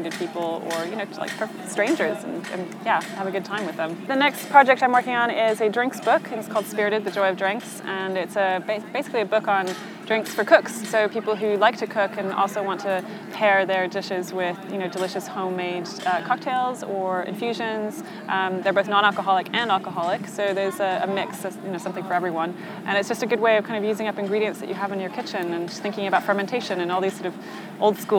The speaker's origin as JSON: {"language": "English", "country": "Norway", "tie": "born or raised there", "said": "I grew up in Norway"}